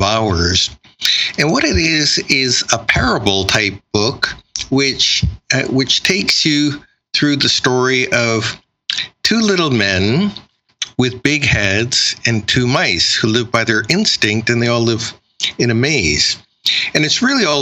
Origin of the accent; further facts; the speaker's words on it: Canada; being Chinese Canadian